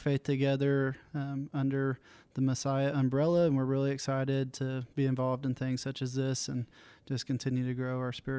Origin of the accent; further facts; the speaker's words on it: Bastrop, United States; now in Fair Oaks, United States; I'm originally from Bastrop. And we have been in the Fair Oaks area for about 2 years now